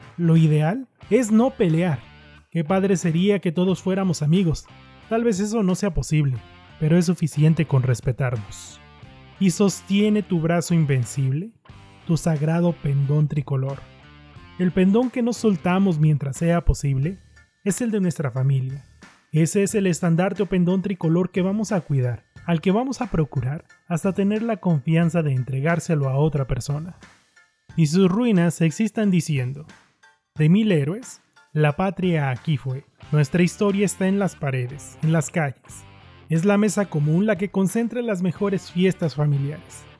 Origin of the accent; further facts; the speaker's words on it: Mexico; Somos los mexicanos